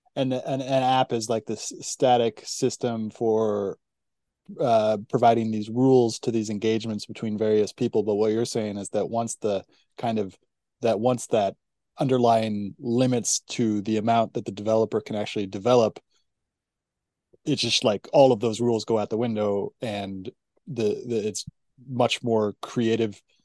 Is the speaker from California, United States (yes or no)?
yes; California, United States; growing up in California, it felt like a golden age in the '90s